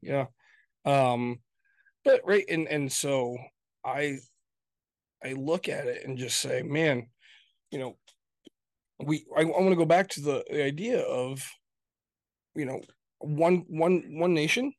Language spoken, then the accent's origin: English; Grand Rapids, Michigan, United States; I come from Grand Rapids, Michigan. That's where I come from